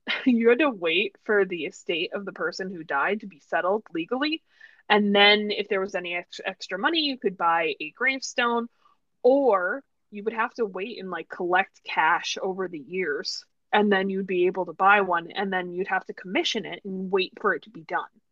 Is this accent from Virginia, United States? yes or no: no; New York, United States; I told people I was American, they'd be like, "Oh, but where?" And I was like, "Oh, New York."